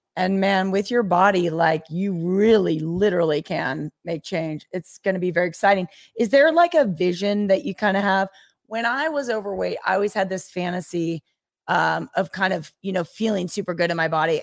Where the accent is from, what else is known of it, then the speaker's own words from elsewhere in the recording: the Northwest, Pacific Northwest, United States; now in Las Vegas, United States; I grew up in the Northwest